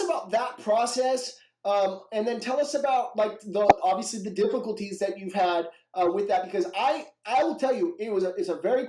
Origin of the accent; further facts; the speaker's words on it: Washington, United States; I'm from Washington.